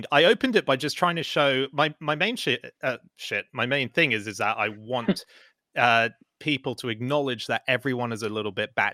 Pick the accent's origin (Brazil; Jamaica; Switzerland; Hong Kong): Hong Kong; also born or lived in Australia; now in United Kingdom; Yeah, I mean, I grew up in Hong Kong and Australia, where Halloween is a bigger deal.